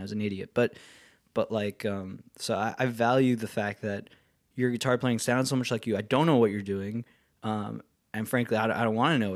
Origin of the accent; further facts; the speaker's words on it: the Catskills, New York, United States; I grew up in the Catskills